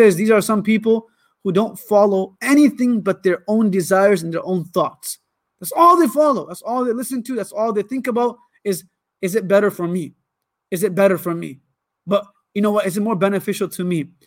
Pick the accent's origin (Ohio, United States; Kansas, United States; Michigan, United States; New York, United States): Michigan, United States; Ann Arbor; also born or lived in Lansing, Michigan / Karachi, Pakistan; now in Warren, United States; I was born in Lansing, raised my whole life in Ann Arbor, but now we live in a city where our school is. It's called Warren, Michigan